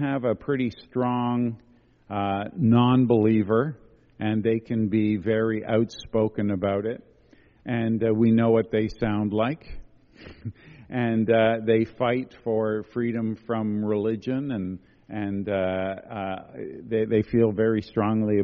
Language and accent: English; Quebec, Canada; I come from Quebec